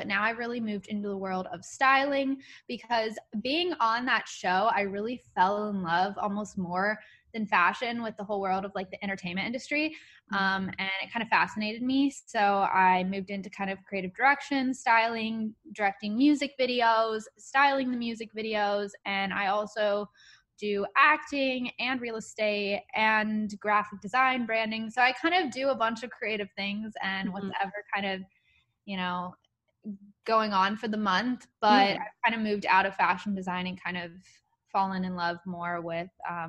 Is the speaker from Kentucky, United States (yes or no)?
yes; Louisville, Kentucky, United States; When I was in elementary school, I was from Louisville, Kentucky